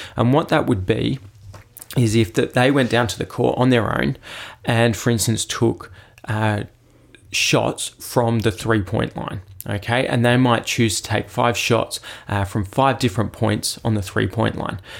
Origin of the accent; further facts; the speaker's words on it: Adelaide, South Australia, Australia; I actually grew up, obviously, locally, so just over in, uh, Royston Park, which isn't far from Saint Peter's in Adelaide